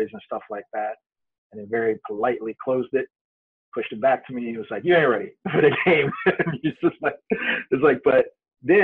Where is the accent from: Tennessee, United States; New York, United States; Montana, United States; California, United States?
New York, United States; New York City; I was a broke kid growing up in Brooklyn